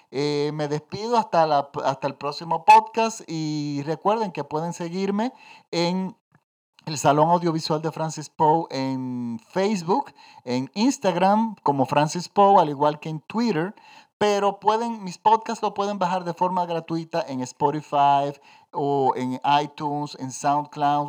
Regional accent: Dominican Republic; Los dominicanos tenemos varios tipos de acento

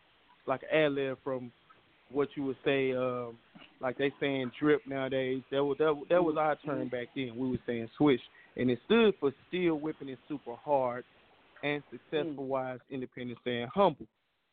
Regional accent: Memphis, Tennessee, United States; also born or lived in Little Rock / Long Beach, California / Atlanta; I'm from Memphis, 10

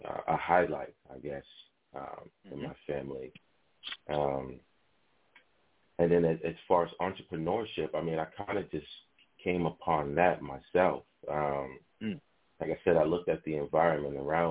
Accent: New York City, New York, United States; I'm from Harlem

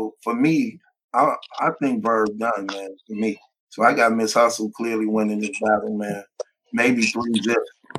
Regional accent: Midwest, United States; I'm from the Midwest, too, so I try to represent.

